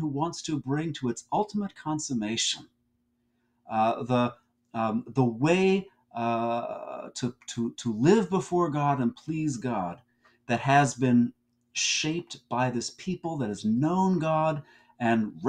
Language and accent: English; New Jersey, United States; I'm from New Jersey